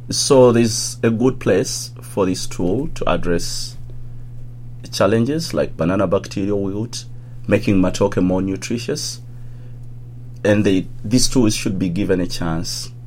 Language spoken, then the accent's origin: English; Uganda; I grew up in a little town like 1 hour away from the capital, which is Kampala